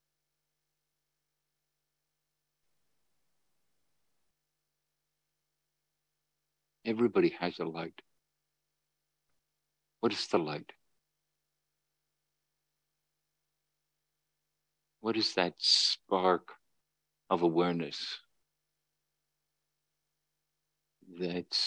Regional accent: Northern Ireland, United Kingdom; where I grew up in Northern Ireland

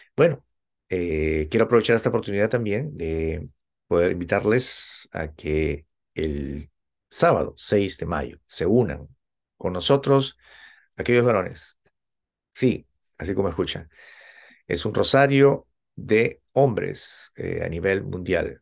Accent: Peru; de Perú, de donde yo soy originario

